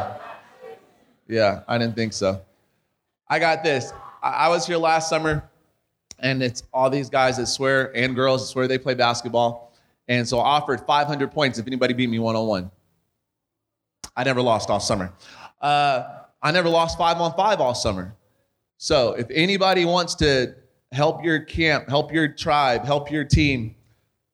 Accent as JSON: {"language": "English", "region": "California", "country": "United States", "moved": "yes", "lives_now": "Arizona, United States", "said": "we're from California, and then we moved to Arizona"}